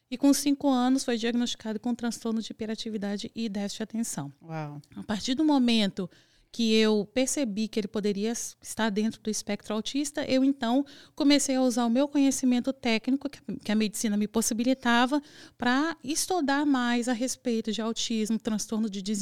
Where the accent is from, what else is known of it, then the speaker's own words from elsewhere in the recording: Vitória, Espírito Santo, Brazil; eu sou do Espírito Santo, de Vitória do Espírito Santo.